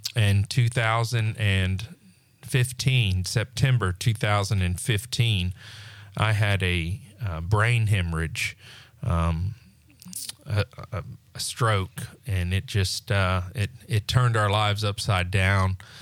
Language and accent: English; Pensacola, Florida, United States; also born or lived in Destin; born and raised in Pensacola